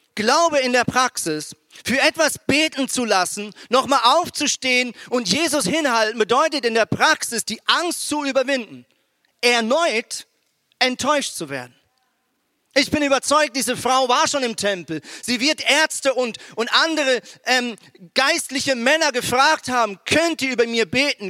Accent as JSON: {"language": "German", "country": "Switzerland", "moved": "as an adult", "lives_now": "Germany", "said": "ich bin ja ein Schweizer mit, äh, mit, ähm, mit deutschen Wurzeln, aber habe jetzt halt 17 Jahre in der Schweiz gelebt"}